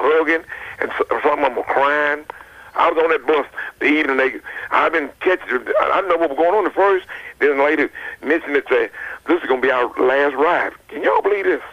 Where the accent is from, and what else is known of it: Smyrna, Tennessee, United States